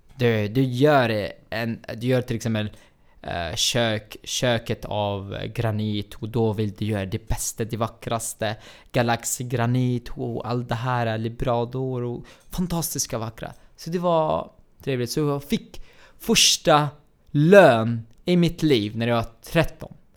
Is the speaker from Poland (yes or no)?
no; Baniyas, Tartus Governorate, Syria; Swedish is a second language; moved away as an adult; now in Sweden; min hemstad Banjas